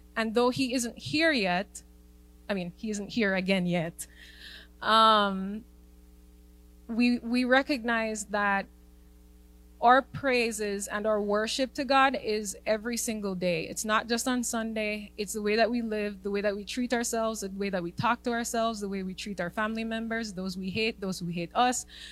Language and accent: English; Jamaica; being a Jamaican